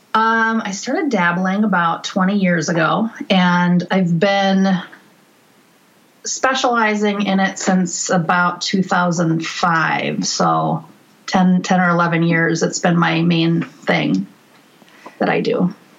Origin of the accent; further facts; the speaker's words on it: northern Minnesota, United States; I was born in Minneapolis, and then I grew up in northern Minnesota